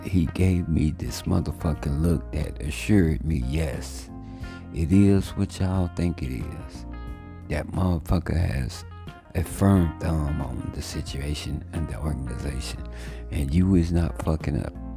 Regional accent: Monroe, Louisiana, United States; moved away as an adult; now in Dallas, United States; my hometown, of Monroe, Louisiana

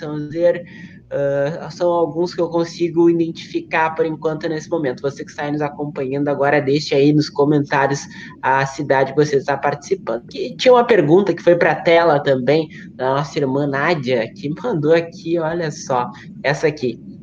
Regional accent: Uruguaiana, Rio Grande do Sul, Brazil; moved away; eu sou de Uruguaiana, mas não moro mais em Uruguaiana

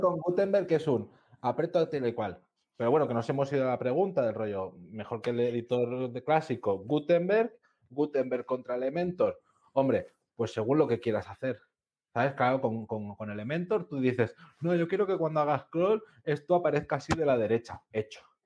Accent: Catalonia, Spain; tú y yo que somos catalanes

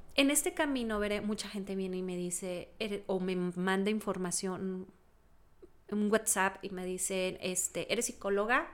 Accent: Texas, United States; nací en Texas, en un lugar donde hace frío también

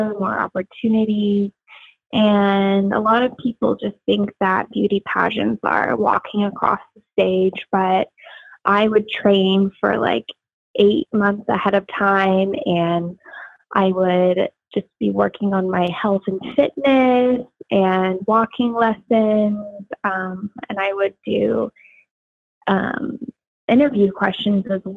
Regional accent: Las Vegas, Nevada, United States; moved away as an adult; also born or lived in Arizona; now in Los Angeles, United States; I would rather represent my home state of Nevada. I was born and raised in Las Vegas.

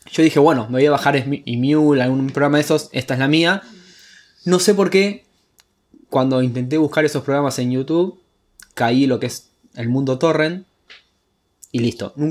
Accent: Entre Ríos, Argentina; yo soy de Entre Ríos y en el 2001 no teníamos luz. O sea, no tuvimos hasta el 2006. El 2006 llegó el telégrafo allá.

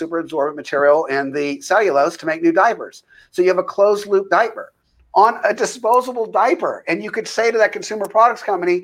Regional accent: United States; as an American

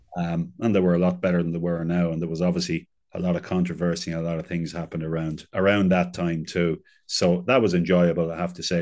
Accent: Navan, Leinster, Ireland; I'm from, just outside, I'm from Navan.

